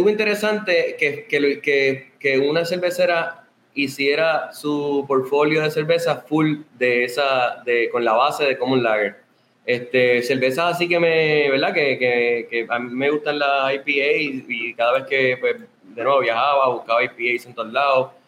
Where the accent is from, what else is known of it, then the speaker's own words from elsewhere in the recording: Sabana Grande, Puerto Rico; somos de Sabana Grande.